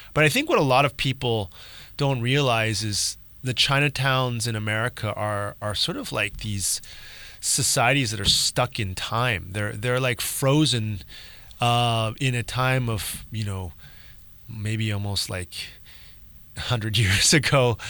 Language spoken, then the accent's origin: English; Palo Alto, California, United States; moved away as an adult; Palo Alto is where I grew up.